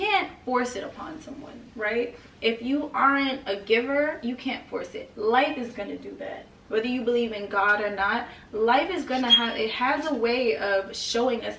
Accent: New York City, New York, United States; I'm from Brooklyn. Mm. I grew up on 53rd between Clarkson and Winthrop

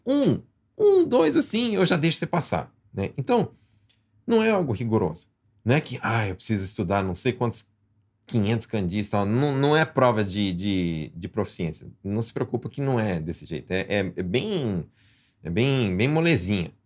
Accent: Brazil; now in Japan; eu nasci no Brasil, eu tenho brasileiro.

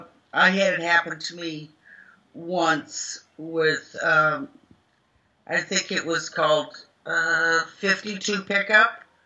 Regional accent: the South, United States; accent: Southern; because I had a real head of Southern accent. So to get rid of my Southern accent

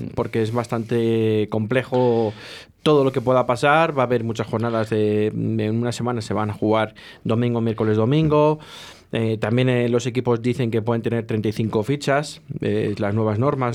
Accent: Valladolid, Castile and León, Spain; como vallisoletano

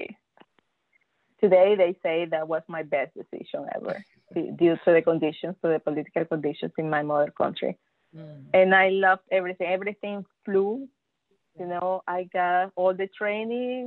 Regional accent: Venezuela; first language Spanish; English is a second language; moved away as an adult; now in Texas, United States; I am from Venezuela

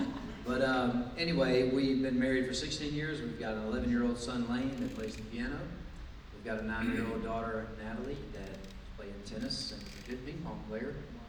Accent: Columbus, Georgia, United States; I've been coming to Cascade Hills Church since I was about 13 years old. So I've been here a long time. I grew up in Columbus, Georgia. I'm homegrown.

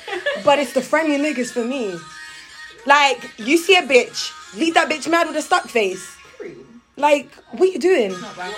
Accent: Jamaica; as a Jamaican

